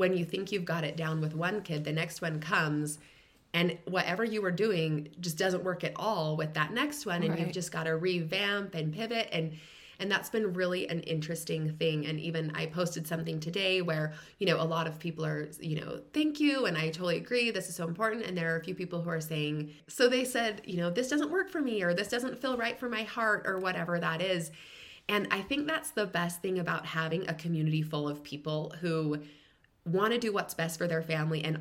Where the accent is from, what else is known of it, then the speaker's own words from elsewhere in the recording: Utah, United States; moved away as an adult; also born or lived in California / Washington, D.C. / Michigan / Arizona; I grew up in Utah